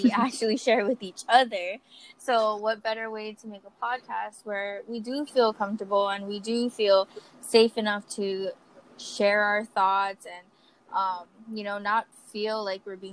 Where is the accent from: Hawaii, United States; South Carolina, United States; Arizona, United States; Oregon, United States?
Hawaii, United States; Kauai; also born or lived in Grand Junction, Colorado; now in Oahu, United States; I am actually from Kauai too. So we're both from Kauai, but I just live on Oahu currently.